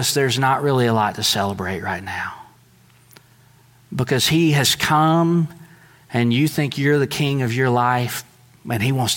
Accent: United States

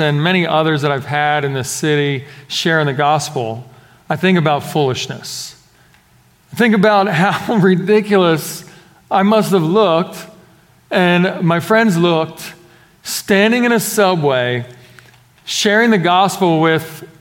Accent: Philadelphia, Pennsylvania, United States; We're growing up in Philadelphia.

